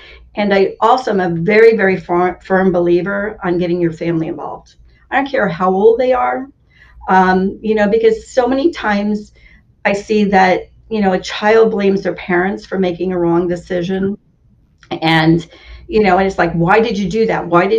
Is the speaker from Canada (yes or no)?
no; Germany; born there; I grew up in, well, I was born in Germany. I grew up in up north